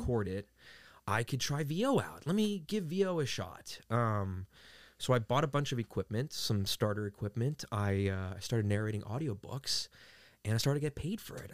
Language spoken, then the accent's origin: English; New York City, New York, United States; moved away as an adult; now in California, United States; I was raised in Queens, New York